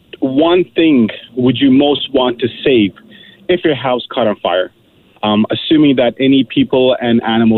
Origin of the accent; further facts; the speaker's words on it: Toronto, Ontario, Canada; I'm from Toronto, currently in Kitchener, heading towards Wallsburg. So I travel pretty much all across the province for work.